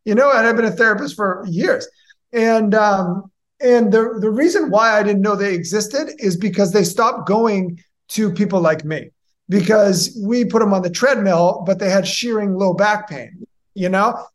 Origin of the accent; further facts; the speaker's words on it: Boston, Massachusetts, United States; moved away as an adult; also born or lived in Tampa Bay area, Florida; now in Tampa, United States; I'm originally from Massachusetts, the Boston area